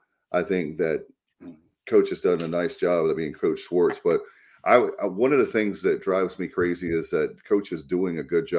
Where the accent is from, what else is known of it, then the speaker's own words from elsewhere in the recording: Williamston, North Carolina, United States; my hometown of Williamston